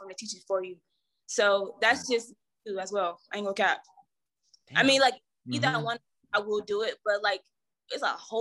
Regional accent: Savannah, Georgia, United States; like where I'm from, like I said, I'm from Savannah.

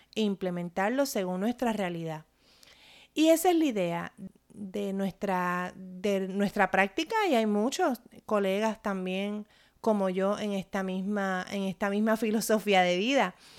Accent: Puerto Rico; mi experiencia como puertorriqueña

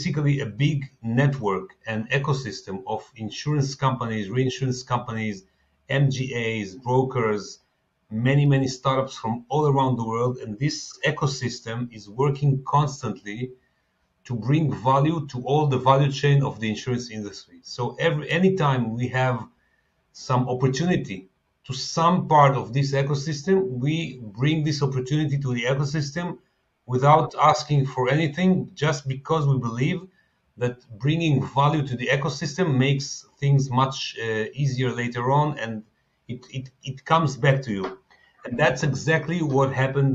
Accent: Tel Aviv, Tel Aviv District, Israel; I'm based in Tel Aviv. I was born in Tel Aviv

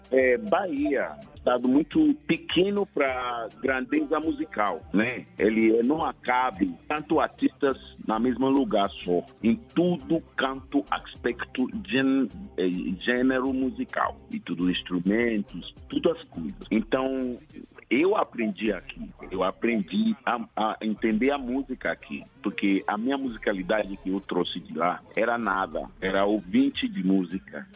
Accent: Ghana; Portuguese is a second language; moved away as an adult; also born or lived in São Paulo, Brazil; now in Salvador, Brazil; Eu sou de Cana

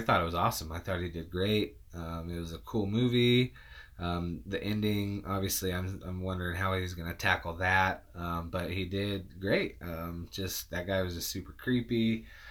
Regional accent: Utah, United States; I'm from Utah. Um, we don't talk right.

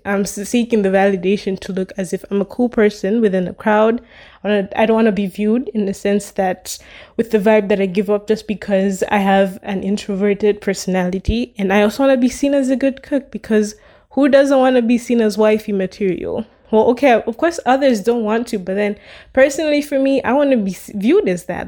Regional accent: Malawi; from where I come from, I'm from Malawi

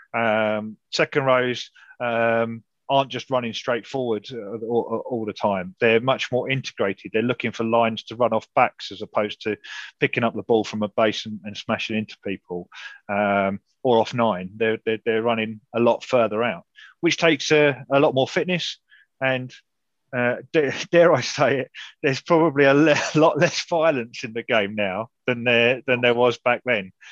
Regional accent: Wales, United Kingdom; I got lots and lots of stick early on about being Welsh

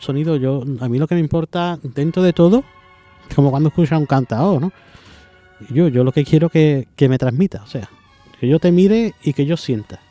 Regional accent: Seville, Andalusia, Spain; soy, soy sevillano

